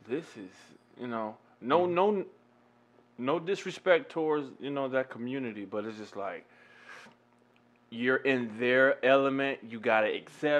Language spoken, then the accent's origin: English; Cleveland, Ohio, United States; now in San Diego, United States; me being from Cleveland